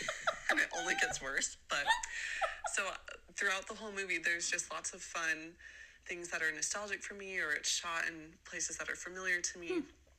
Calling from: Utah, United States; I'm calling from Utah.

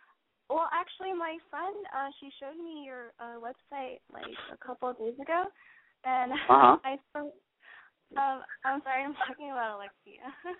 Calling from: Los Angeles, California, United States; I'm 18, and I'm calling from L.A.

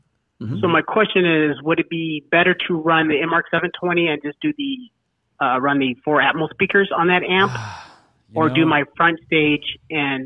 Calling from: Arizona, United States; calling from Arizona

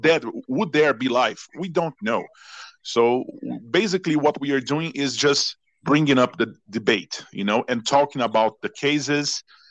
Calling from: Belo Horizonte, Minas Gerais, Brazil; English is a second language; I am speaking from Belo Horizonte, Brazil.

